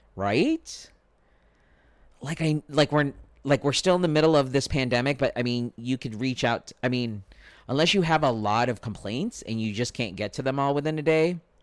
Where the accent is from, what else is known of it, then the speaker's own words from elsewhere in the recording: Spring Valley, United States; Where I grew up in Spring Valley, there was no Burger King